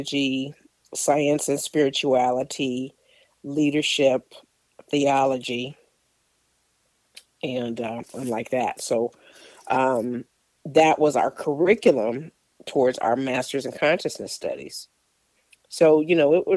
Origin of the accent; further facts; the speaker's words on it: Chicago, Illinois, United States; I grew up in Chicago.